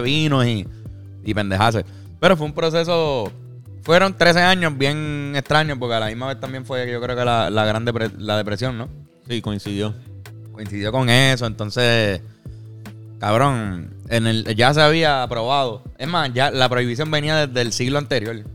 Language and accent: Spanish; Puerto Rico